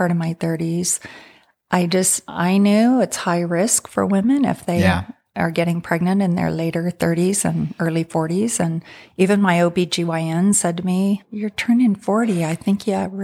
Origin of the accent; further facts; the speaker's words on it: San Francisco, California, United States; I came from Northern California, San Francisco area, where that's just part of what a lot of people do is go to college and then think about marriage and family